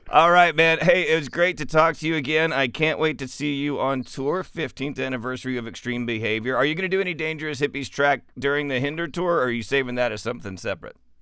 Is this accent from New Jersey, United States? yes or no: no; West Texas, United States; I'm from West Texas